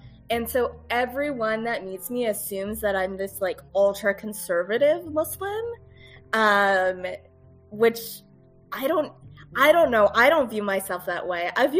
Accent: Pennsylvania, United States; accent: American; moved away as an adult; also born or lived in Washington, D.C.; now in Oklahoma, United States; I was not raised in Oklahoma. I'm from the Northeast. And then he's like, oh, so where were you born? And then I'm like, Pennsylvania.

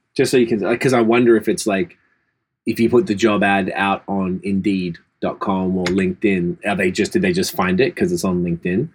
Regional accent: Australia; now in Canada; as an Australian

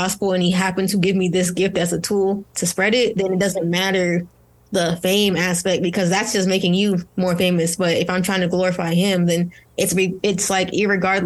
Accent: Nigeria; I'm Nigerian

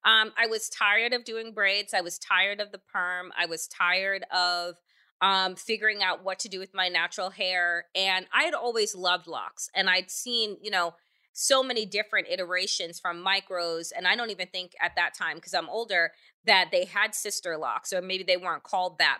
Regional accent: United States; I was born in the United States

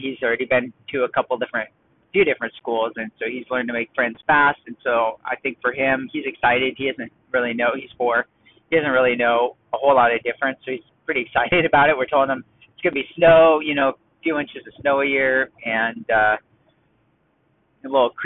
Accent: Los Angeles, California, United States; also born or lived in San Diego, California / Tarzana, California; born in Tarzana, LA County, and I grew up in the Valley, San Fernando Valley, Van Nuys, Sherman Oaks area. And then about, I think it was halfway through eighth grade, we moved down to San Diego.

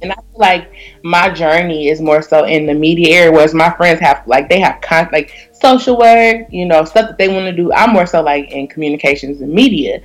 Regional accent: Detroit, Michigan, United States; I was raised in Detroit, so when you raised in Detroit, you really got to stand your p's and q's

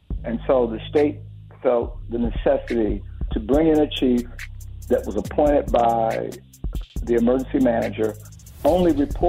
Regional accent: Detroit, Michigan, United States; moved away as an adult; Even though I was born in Detroit, started in the Detroit Police Department

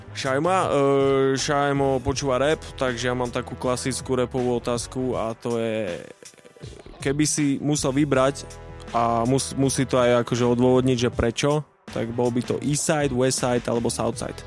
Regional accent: Bratislava, Bratislava Region, Slovakia; ja som tam prežil mladosť

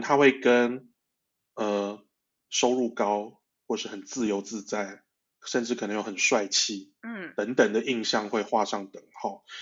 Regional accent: Taiwan; also born or lived in Malaysia / Saudi Arabia; 所以我在马来西亚出生，那在台湾长大

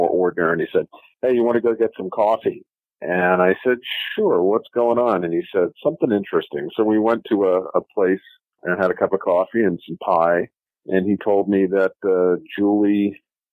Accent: New York City, New York, United States; moved away as an adult; I grew up in New York City

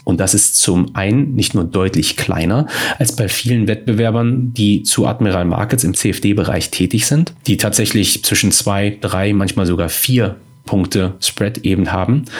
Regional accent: Germany; wir als Deutsche

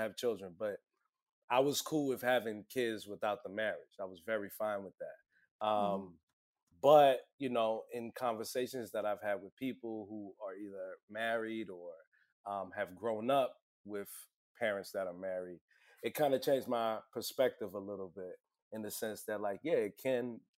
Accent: New York City, New York, United States; I'm from Brooklyn, born and raised

